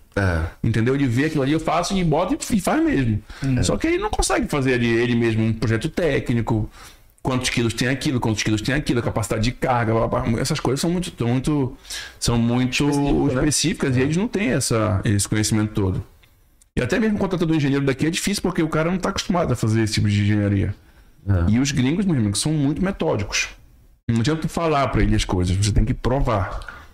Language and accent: Portuguese; Belém, Pará, Brazil; now in Manaus, Brazil; sou de Belém, de, do Pará